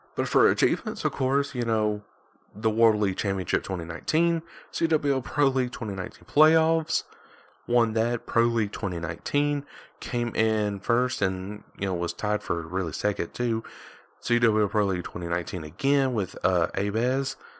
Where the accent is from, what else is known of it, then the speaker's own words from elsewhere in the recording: Georgia, United States; I'm from Georgia